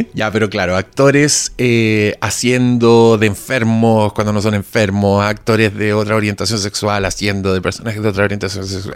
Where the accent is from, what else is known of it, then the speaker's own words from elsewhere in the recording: Chile; soy chileno